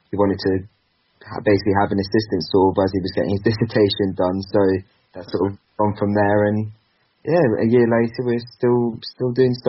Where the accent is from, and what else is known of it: Basingstoke, South East England, United Kingdom